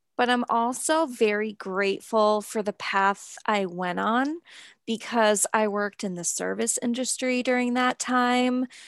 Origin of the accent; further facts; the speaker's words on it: New Hampshire, United States; growing up in New Hampshire and, like, a small town